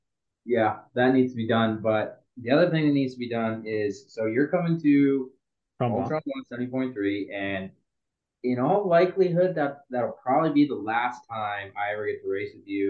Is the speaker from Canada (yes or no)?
yes; Canada; I'm the Canadian.